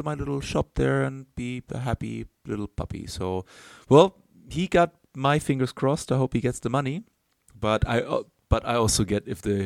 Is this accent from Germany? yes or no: yes; Germany; now in Chile; in my home country